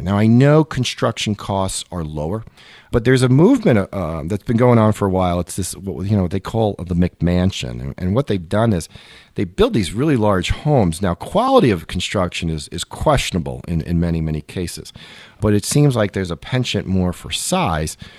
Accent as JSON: {"language": "English", "town": "New York City", "region": "New York", "country": "United States", "tie": "born or raised there", "said": "I grew up in Queens, which is one of the five boroughs of New York City."}